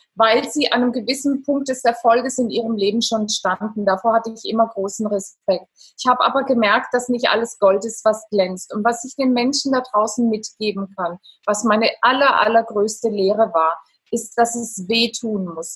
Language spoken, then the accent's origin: German; Italy; ich bin Italienerin